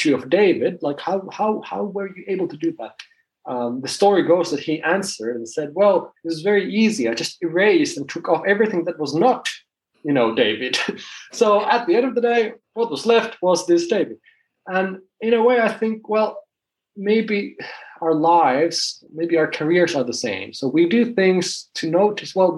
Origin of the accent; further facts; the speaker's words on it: Finland; I'm from Finland